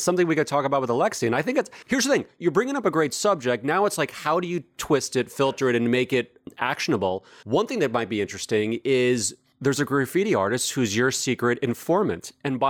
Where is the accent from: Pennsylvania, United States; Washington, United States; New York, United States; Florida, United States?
New York, United States; New York City; I grew up in New York, and frankly, growing up in New York in the 70s and 80s